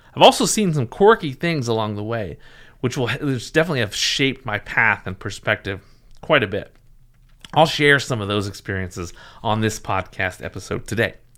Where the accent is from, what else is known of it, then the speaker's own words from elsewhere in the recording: Seattle, Washington, United States; I was a Seattle sports fan, I, I, growing up in the area